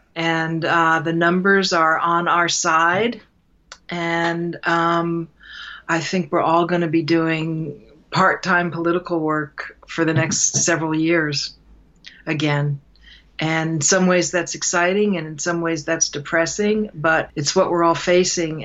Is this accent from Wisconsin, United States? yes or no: no; New York City, New York, United States; I, I'm from New York City